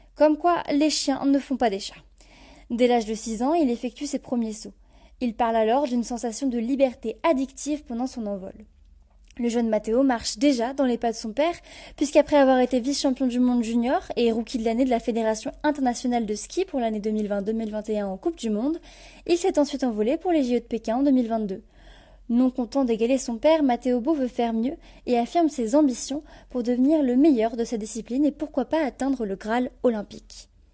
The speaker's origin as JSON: {"language": "French", "country": "France", "said": "Nous sommes français"}